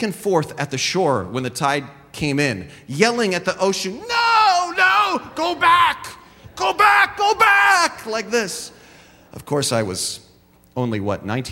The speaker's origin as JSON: {"language": "English", "town": "San Jose", "region": "California", "country": "United States", "tie": "born or raised there", "said": "we grew up on the Las Gatas side of San Jose"}